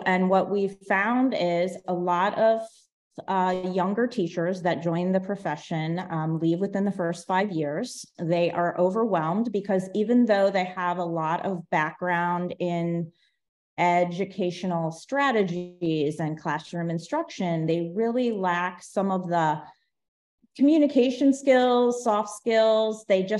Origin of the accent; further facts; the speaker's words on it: Cleveland, Ohio, United States; moved away as an adult; also born or lived in Orlando, Florida; now in Florida, United States; I grew up in Cleveland, Ohio.